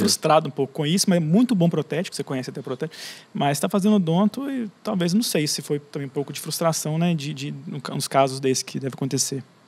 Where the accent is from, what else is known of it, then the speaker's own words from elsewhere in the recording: Conselheiro Lafaiete, Minas Gerais, Brazil; da minha cidade, sou de Lafayette